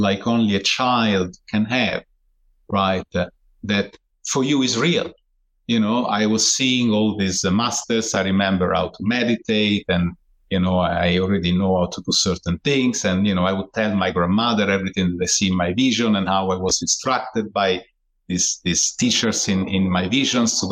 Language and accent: English; Italy; I was born in Italy